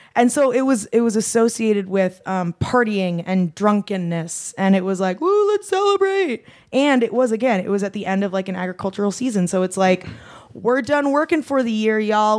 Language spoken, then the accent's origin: English; Adelaide, South Australia, Australia; that's just how I was raised in Adelaide